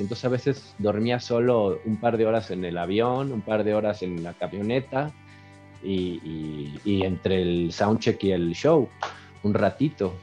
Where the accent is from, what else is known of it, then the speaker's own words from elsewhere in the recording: Mexico City, Mexico; yo soy eh, mexicano de la ciudad, del DF. Aquí nací, aquí he vivido toda mi vida, eh, así que como le dicen, somos chilangos